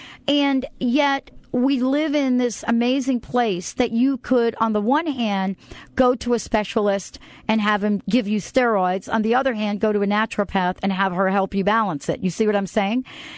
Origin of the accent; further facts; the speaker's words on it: New York tri-state area, East Coast, United States; also born or lived in Washington State; now in Washington, United States; I happen to live in a state that is the state of Washington, for example, and I grew up on the East Coast. So there's New York, New Jersey, tri-state area I grew up in, right? But I live in Washington State now.